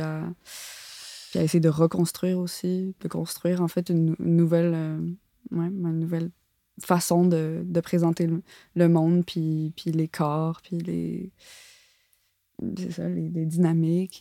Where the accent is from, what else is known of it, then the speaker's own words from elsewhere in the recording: Montreal, Quebec, Canada; j'ai grandi à Montréal, j'ai pas grandi euh, en, ah, banlieue